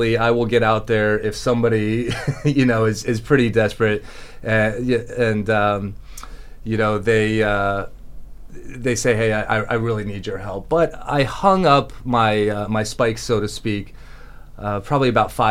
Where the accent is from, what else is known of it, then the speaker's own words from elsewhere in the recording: Palm Beach County, Florida, United States; born and raised in Palm Beach County